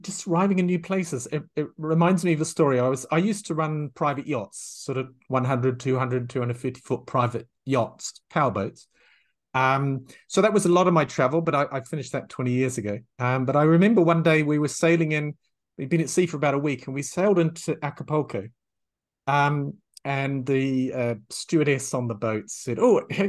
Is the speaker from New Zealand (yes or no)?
yes; New Zealand; moved away as an adult; also born or lived in England / France / Thailand / Myanmar; I'm from New Zealand. And in New Zealand, this little wee tiny insignificant country